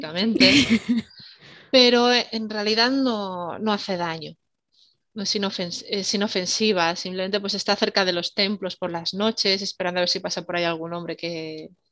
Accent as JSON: {"language": "Spanish", "town": "Salamanca", "region": "Castile and León", "country": "Spain", "said": "Yo soy de Salamanca"}